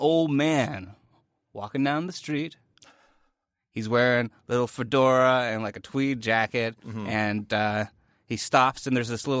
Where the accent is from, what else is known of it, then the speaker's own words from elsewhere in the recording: Canada; But you and I, we're Canadian, so we don't have as a strong association with the Macy's Thanksgiving Day Parade as Americans do.